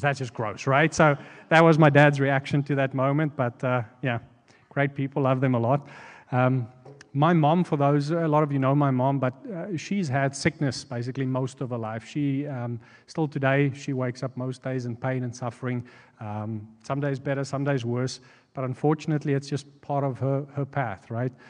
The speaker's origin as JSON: {"language": "English", "country": "South Africa", "moved": "as an adult", "lives_now": "United States", "said": "we're from South Africa"}